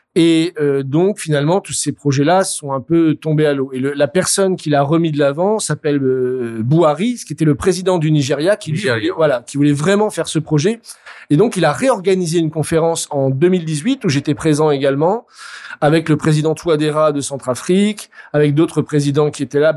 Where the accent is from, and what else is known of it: France